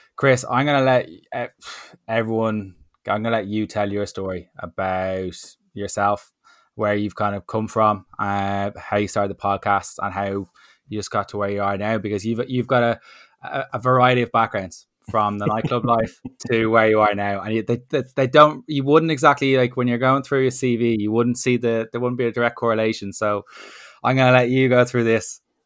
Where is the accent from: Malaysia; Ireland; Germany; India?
Ireland; as an Irish person